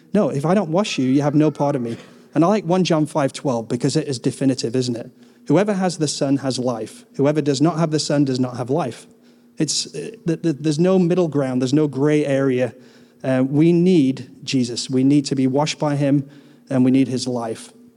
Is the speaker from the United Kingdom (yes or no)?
yes; England, United Kingdom; I'm English